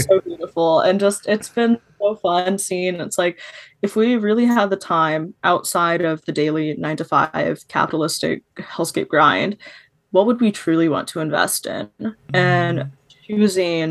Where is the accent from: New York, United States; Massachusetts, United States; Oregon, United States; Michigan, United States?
Oregon, United States; Portland; growing up in Portland, Oregon